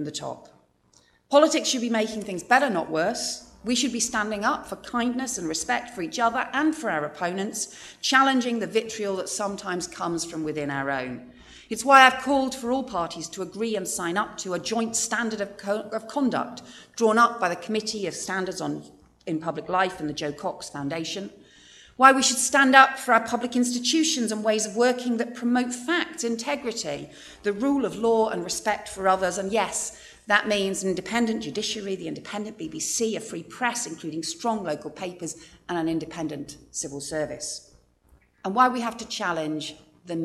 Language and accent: English; United Kingdom; we're British